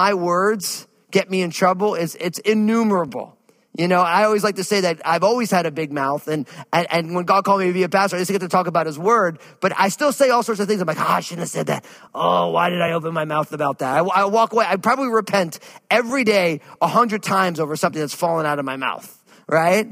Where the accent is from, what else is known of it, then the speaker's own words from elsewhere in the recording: New Jersey, United States; growing up where I grew up in New Jersey, people had no problems really expressing themselves